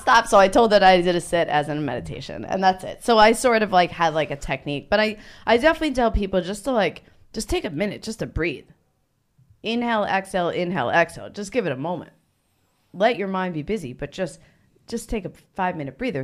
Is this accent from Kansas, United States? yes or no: no; New Jersey, United States; moved away; I'm originally from New Jersey.